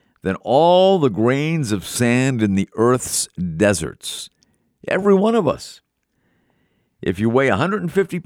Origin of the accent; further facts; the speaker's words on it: Melrose, Massachusetts, United States; moved away; my hometown of Melrose